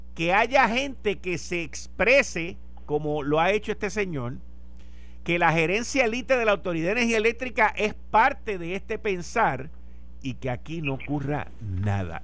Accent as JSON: {"language": "Spanish", "country": "Puerto Rico"}